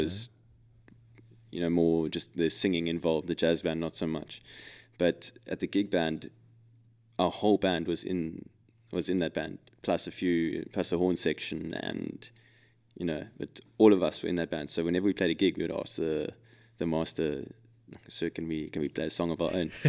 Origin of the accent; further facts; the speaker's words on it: Cape Town, Western Cape, South Africa; we're from Cape Town